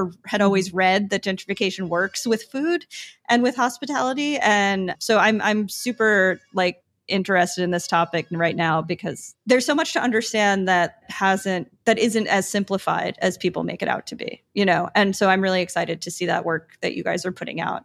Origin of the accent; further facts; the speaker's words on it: New York, United States; now in San Juan, Puerto Rico; I'm from New York